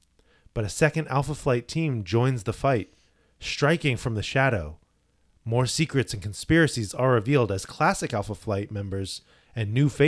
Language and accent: English; Canada; I'm Canadian.